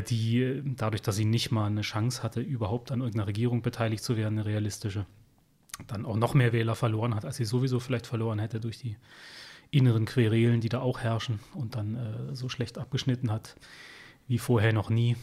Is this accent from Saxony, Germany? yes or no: yes; Upper Lusatia, Saxony, Germany; moved away as an adult; also born or lived in Dresden; now in Berlin, Germany; zu Hause in der Oberlausitz, wo ich herkomme.